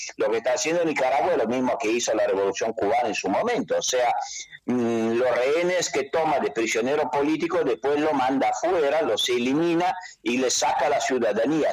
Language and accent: Spanish; Italy; Spanish is a second language; yo soy italiano y vivo en Italia